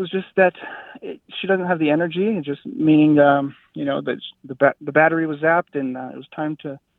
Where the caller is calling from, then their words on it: Fort Collins, Colorado, United States; I'm calling from Fort Collins, Colorado.